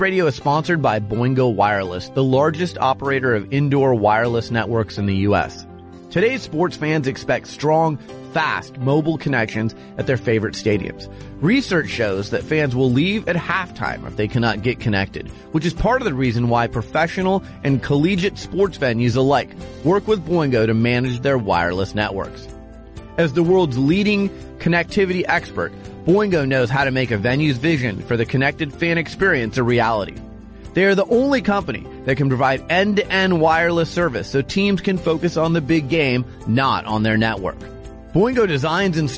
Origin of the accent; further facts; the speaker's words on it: Arizona, United States; I'm from Arizona.